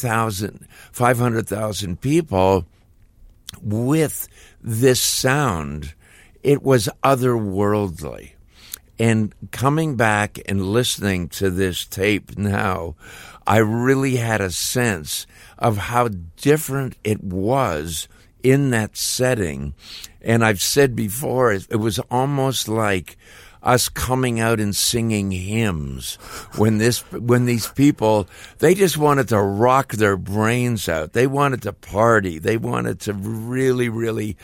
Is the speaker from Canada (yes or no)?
yes; Toronto, Ontario, Canada; me growing up in Toronto